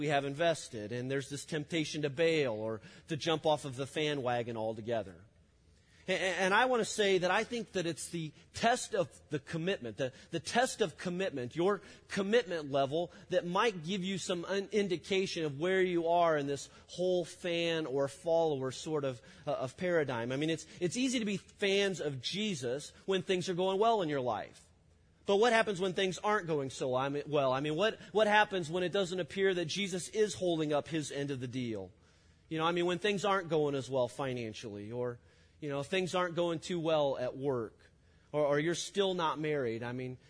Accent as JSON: {"language": "English", "region": "Illinois", "country": "United States", "tie": "born or raised there", "said": "I grew up in Illinois"}